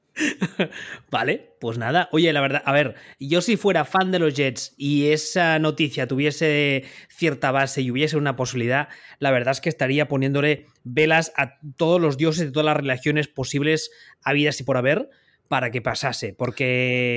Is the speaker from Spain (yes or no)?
yes; Spain; Siendo nosotros españoles, eh, hablando español